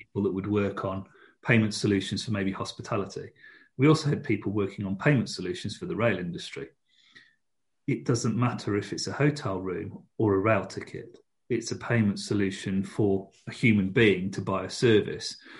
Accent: United Kingdom; we're British

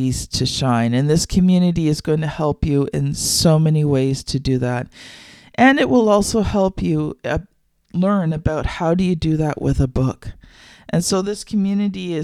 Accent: Canada; I am Canadian

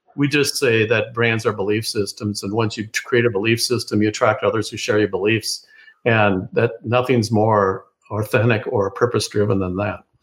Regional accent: Oceanside, California, United States; moved away; also born or lived in Minnesota / New York; I was born in Oceanside, California

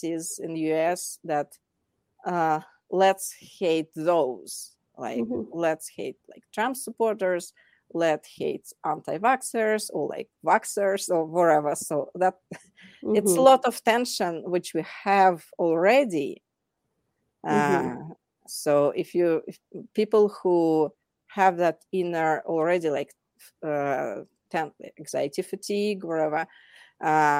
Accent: Moscow, Russia; English is a second language; moved away as an adult; now in Denver, United States; I'm originally from Moscow

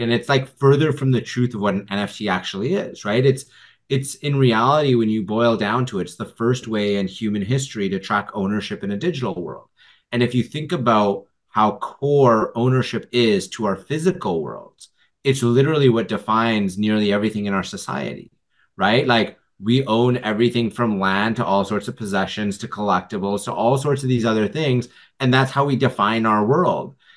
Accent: Vancouver, British Columbia, Canada; I grew up actually in Vancouver

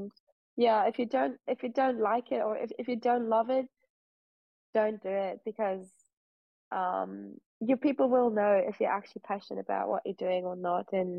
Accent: Koblenz, Rhineland-Palatinate, Germany; the area where I grew up in Western Germany, so I was born in Germany around Koblenz

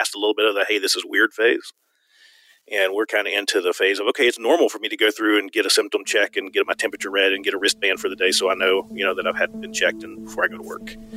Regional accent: Virginia, United States; now in Arizona, United States; I'm from Virginia originally

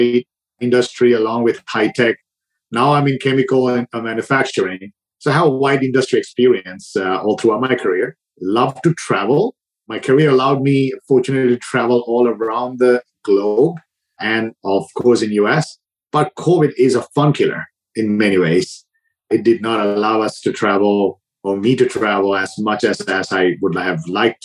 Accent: Sri Lanka; moved away as an adult; also born or lived in Dubai; now in United States; I was born and raised in Sri Lanka. I spent a lot of time in Dubai as well

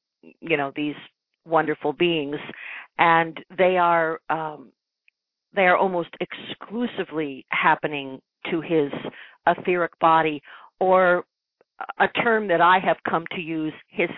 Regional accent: Ireland; So I was raised in an although raised as Catholic, being Irish, of course, I was raised also with a complete openness to the unseen world

